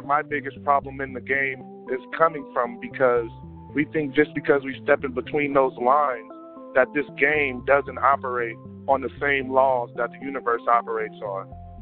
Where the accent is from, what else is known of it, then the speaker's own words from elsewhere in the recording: Las Vegas, Nevada, United States; I'm from Las Vegas, born and raised.